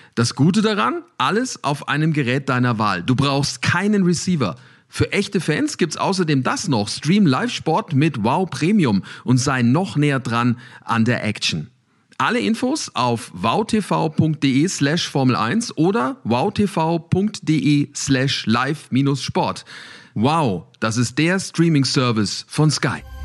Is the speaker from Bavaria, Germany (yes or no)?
yes; Nuremberg, Bavaria, Germany; ich komme aus Nürnberg